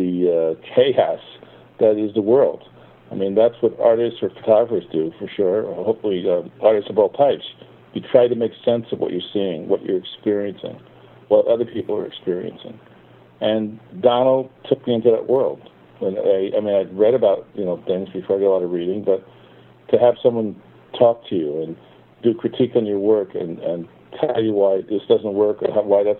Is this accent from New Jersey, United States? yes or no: yes; Perth Amboy, New Jersey, United States; also born or lived in New York; a recreation center in Perth Amboy, my hometown.